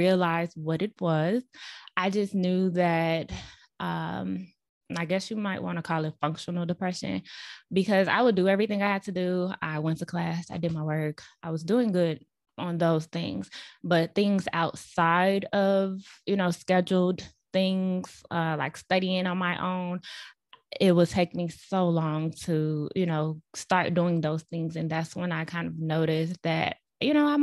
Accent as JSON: {"language": "English", "town": "Chicago", "region": "Illinois", "country": "United States", "tie": "born or raised there", "moved": "as an adult", "lives_now": "Dallas, United States", "said": "I also moved back to my hometown in Chicago, so I was living with my parents."}